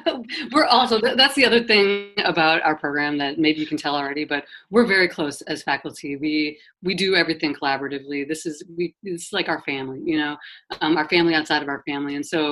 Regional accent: Wisconsin, United States; also born or lived in Florida / South Jersey; now in New Jersey, United States; I'm actually from Wisconsin originally. So I'm a Midwest girl too.

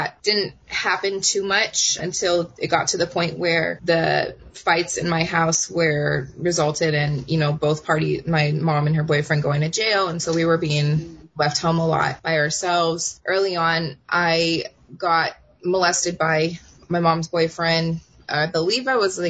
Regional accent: Oceanside, California, United States; she decided to move us to where I consider to be from, which is Oceanside, California. Mm-hmm. And that's my hometown

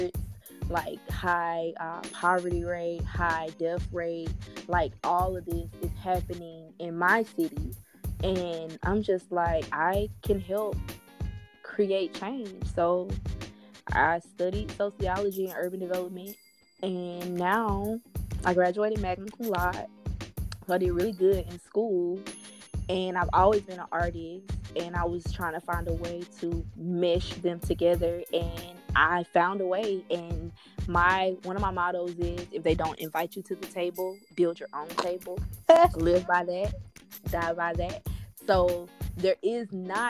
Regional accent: Birmingham, Alabama, United States; moved away as an adult; now in Georgia, United States; I'm from Birmingham, Alabama, born and bred

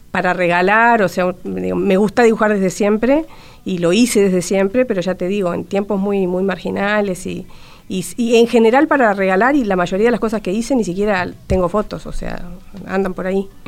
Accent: Montevideo, Uruguay; born there; Nacer, nacer, nací en Montevideo, porque...

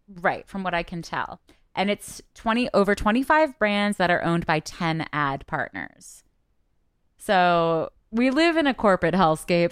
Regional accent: Canada; I'm Canadian

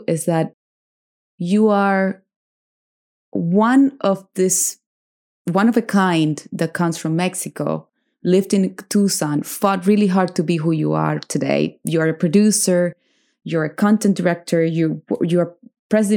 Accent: Cuba; first language Spanish; English is a second language; now in United States; I'm from Cuba

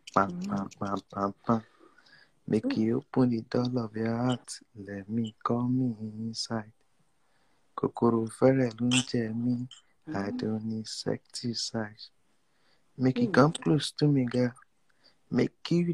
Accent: Nigeria; Nigeria, our great country

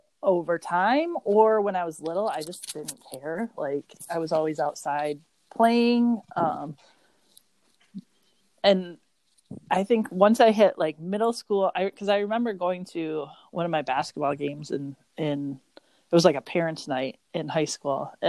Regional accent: Rochester Hills, Michigan, United States; I grew up in Rochester Hills

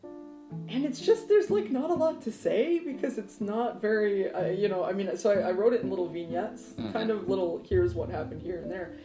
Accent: United States; I'm American

